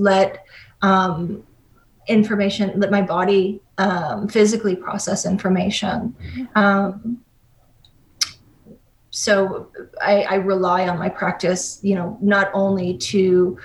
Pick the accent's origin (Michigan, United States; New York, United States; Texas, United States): New York, United States; New York City; moved away as an adult; also born or lived in Hilo, Hawaii / California; my New York City, you know, born and bred existence